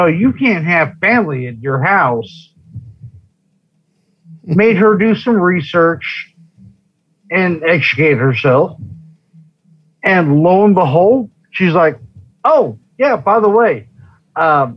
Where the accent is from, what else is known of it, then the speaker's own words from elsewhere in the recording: California, United States; now in Nevada, United States; I grew up in California. Most of my ill-informed family is from California